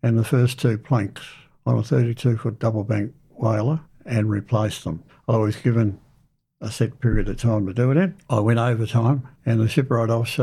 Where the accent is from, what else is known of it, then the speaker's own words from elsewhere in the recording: Kew, Victoria, Australia; I was born in Kew, Victoria, on the 7th of January 1944